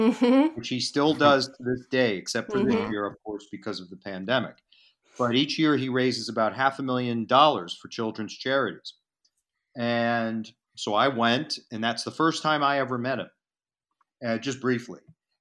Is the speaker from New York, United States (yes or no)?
yes; around New York, United States; moved away as an adult; also born or lived in Hollywood; growing up around New York and watching it after school, and then went to college, became a film major, and eventually made my way out to Hollywood